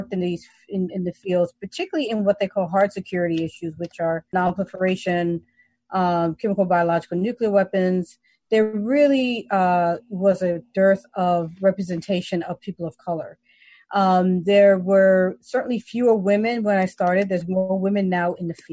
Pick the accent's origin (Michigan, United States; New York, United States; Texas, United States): New York, United States; New York City; moved away as an adult; I'm from the Bronx